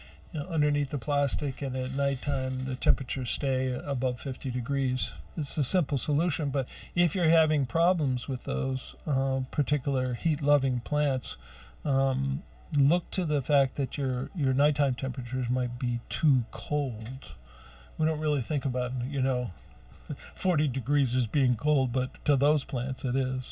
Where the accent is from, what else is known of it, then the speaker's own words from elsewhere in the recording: Ohio, United States; moved away; I grew up out in Ohio